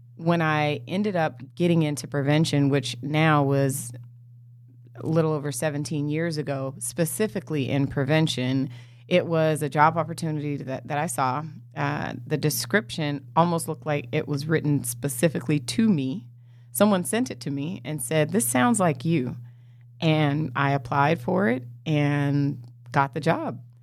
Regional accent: Los Angeles, California, United States; also born or lived in Inglewood, California; I grew up in L A. I was born in Inglewood, California

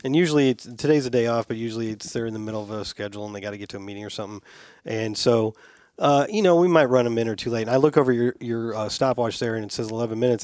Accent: Tampa, Florida, United States

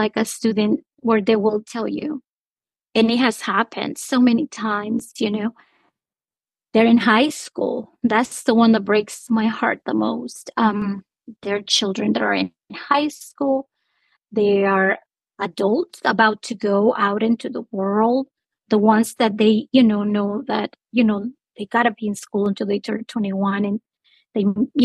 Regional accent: Honduras; now in United States; I'm originally from Honduras

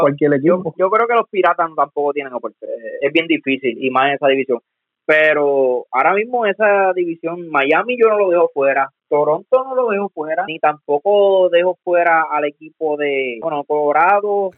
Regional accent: Coamo, Puerto Rico; no es porque sea de mi pueblo

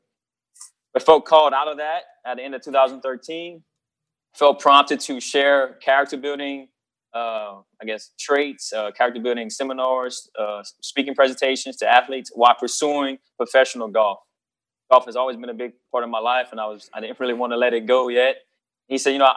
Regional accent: South Louisiana, United States; born and raised in South Louisiana by a single mom

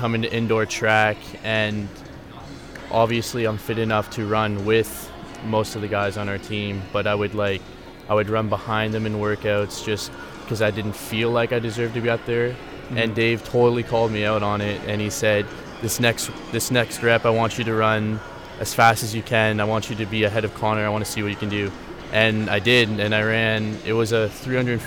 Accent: Chatham, Ontario, Canada; moved away as an adult; now in Guelph, Canada; I grew up in Chatham, Ontario, which is close to Windsor and London

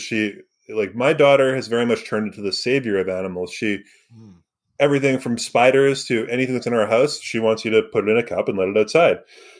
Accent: Surrey, British Columbia, Canada; I grew up in Surrey.

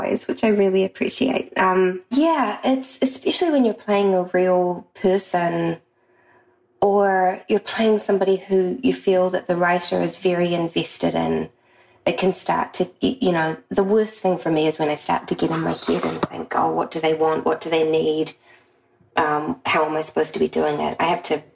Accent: New Zealand; I'm from New Zealand, and it's a part of my history

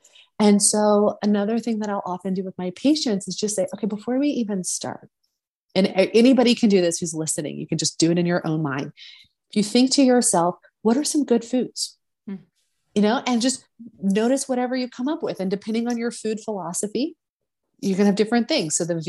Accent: the South, United States; I mentioned earlier, I grew up in the South. And I used to think, oh, this must be like a Southern thing.

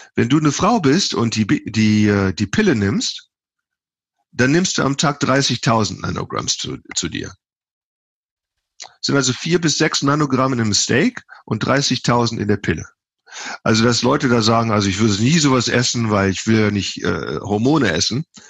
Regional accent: Germany; now in United States; Ich bin ja Deutscher

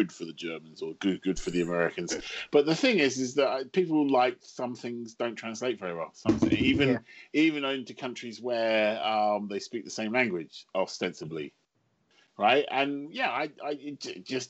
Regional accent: London, United Kingdom; I'm a Londoner.

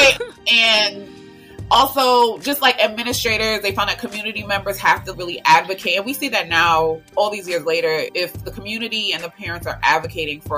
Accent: New York City, New York, United States; moved away as an adult; also born or lived in Statesboro, Georgia; I'm the girl from Brooklyn

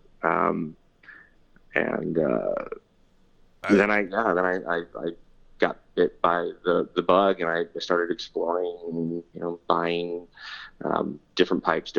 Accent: California, United States; And that's just something I think as a Californian I took for granted, and always in a state of drought and just doesn't rain that much.

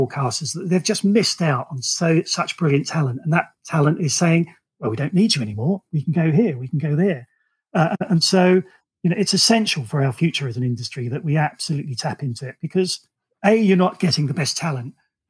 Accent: Romford, London, United Kingdom; moved away; also born or lived in the Midlands; I grew up in Romford. I moved to a small town in the Midlands

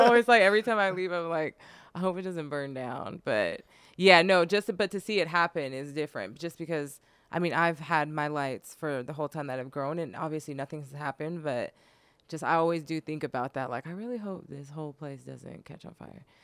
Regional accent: Sacramento, California, United States; moved away as an adult; now in Los Angeles, United States; I'm from Sacramento, and I used to live in Sacramento

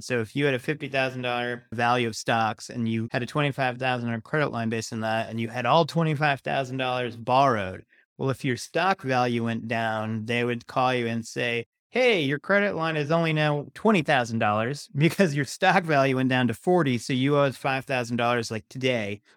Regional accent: Rhode Island, United States; also born or lived in Massachusetts; I was born in Rhode Island, went to college in Massachusetts.

